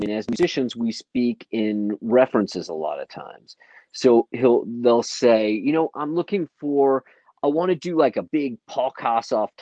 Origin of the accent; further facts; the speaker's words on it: St. Louis, Missouri, United States; when I was a kid I grew up in St. Louis